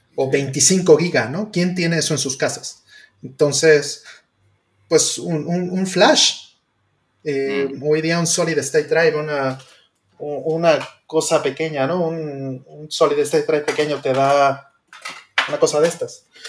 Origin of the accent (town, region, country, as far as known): Mexico